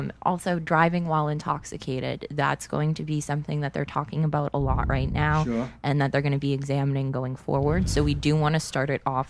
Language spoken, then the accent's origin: English; Brockton, Massachusetts, United States; I'm from Brockton. Like, I have like, you know, 15, 16 years of Brockton